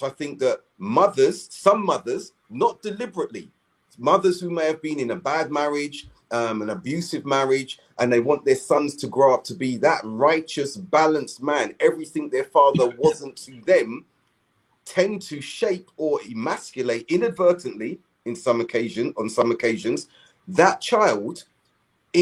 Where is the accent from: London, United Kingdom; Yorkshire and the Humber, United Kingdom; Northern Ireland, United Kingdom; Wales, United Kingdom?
London, United Kingdom; We're from South London.